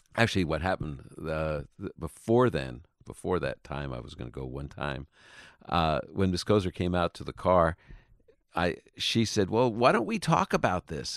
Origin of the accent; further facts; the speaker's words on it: New York, United States; moved away; I was raised in New York, uh, you know, nice Jewish boy